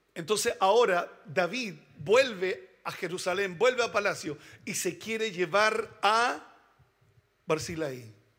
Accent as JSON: {"language": "Spanish", "country": "Chile", "said": "Somos chilenos"}